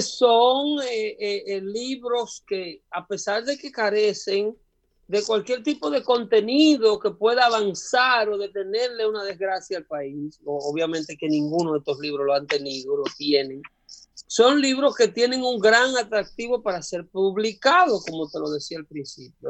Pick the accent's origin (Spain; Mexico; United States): United States; nosotros como americanos